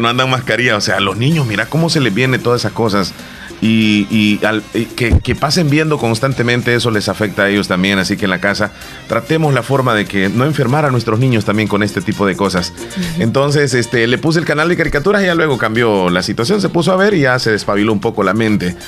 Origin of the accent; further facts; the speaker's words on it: El Salvador; nosotros como buenos salvadoreños